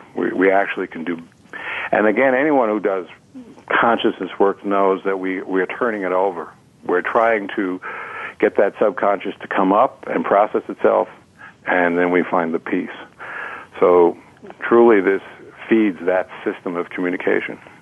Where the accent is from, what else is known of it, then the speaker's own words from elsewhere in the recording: New York City, New York, United States; I was raised on New York City water back in the mm-hmm. 50s